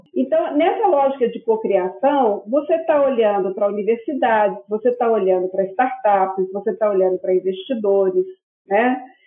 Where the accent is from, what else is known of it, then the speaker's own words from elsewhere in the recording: Belo Horizonte, Minas Gerais, Brazil; moved away as an adult; now in Portugal; eu sou Belo Horizontina, né? Sou mineirinha das Minas Gerais